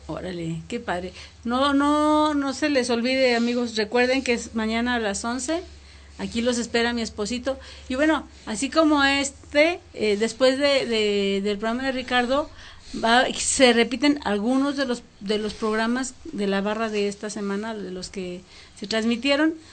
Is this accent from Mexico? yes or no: yes; Mexico; como mexicanos